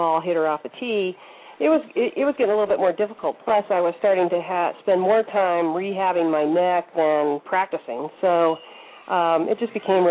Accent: New Mexico, United States; moved away as an adult; also born or lived in Ohio; now in Atlanta, United States; I grew up in New Mexico, which is, you know, right out here in the desert

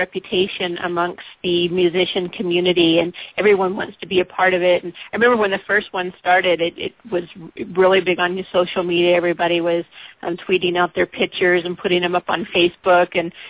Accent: San Diego, California, United States; moved away; I was born and raised in San Diego

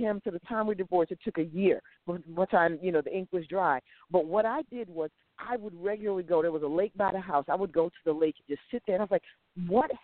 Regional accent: Connecticut, United States; I'm from Connecticut, not from Boston

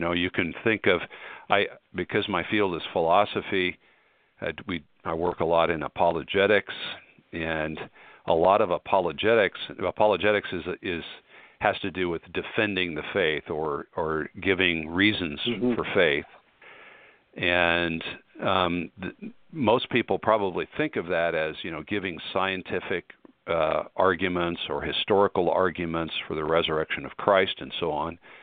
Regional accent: Colorado, United States; moved away; I'm from Colorado originally

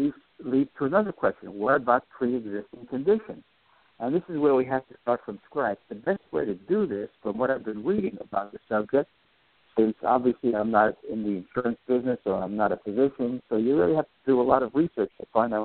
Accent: New York City, New York, United States; as a kid growing up in New York City in the 1950s

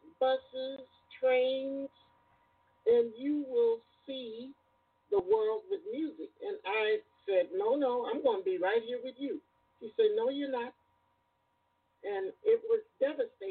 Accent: Gary, Indiana, United States; also born or lived in East Chicago, Indiana; I was born in East Chicago, Indiana, but raised basically in Gary, Indiana

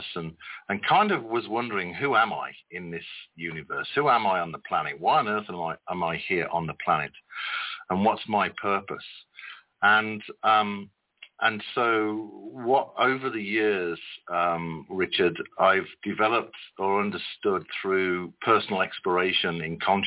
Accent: West Midlands, United Kingdom; also born or lived in Birmingham; I was born in the city of Birmingham, and shortly after I was born, mom and dad moved to the countryside in the Midlands, and I was raised primarily in the countryside

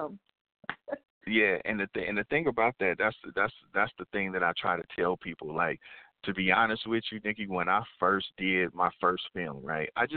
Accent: Kansas City, Missouri, United States; I'm born and raised in Kansas City, Missouri

